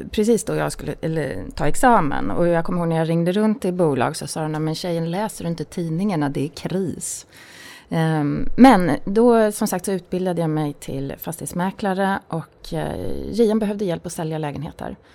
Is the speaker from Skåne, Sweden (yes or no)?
no; Tyresö, Stockholm County, Sweden; Jag fyller 50 år i höst. Jag är uppvuxen i Tyresö, eh, söder om Stockholm.